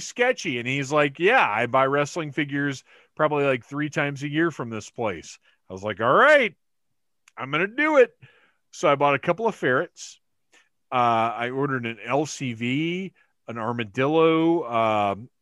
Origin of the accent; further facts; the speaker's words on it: Georgia, United States; also born or lived in North Carolina; I was born in North Carolina, raised in Georgia.